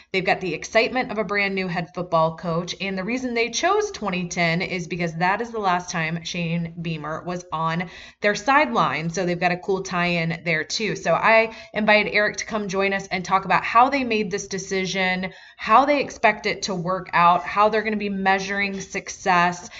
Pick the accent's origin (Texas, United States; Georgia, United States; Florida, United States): Georgia, United States; Atlanta; moved away; also born or lived in Columbia, South Carolina; I grew up in the Atlanta area